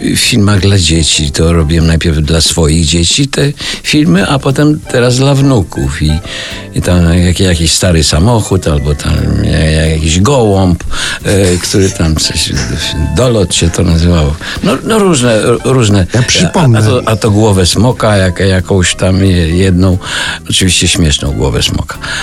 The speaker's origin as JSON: {"language": "Polish", "region": "Lublin Voivodeship", "country": "Poland", "said": "Ze śpiewnej Lubelszczyzny."}